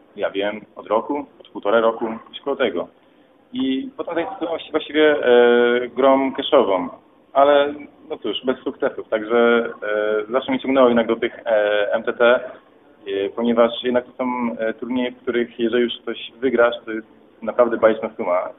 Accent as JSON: {"language": "Polish", "town": "Katowice", "region": "Silesian Voivodeship", "country": "Poland", "said": "jestem obywatelem Polski, pochodzę z Katowic"}